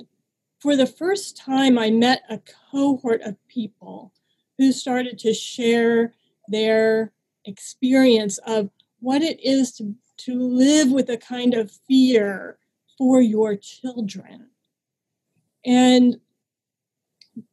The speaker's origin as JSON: {"language": "English", "region": "Southern California", "country": "United States", "tie": "born or raised there", "said": "I grew up in Southern California in the desert and about 10 miles north of the Mexican border"}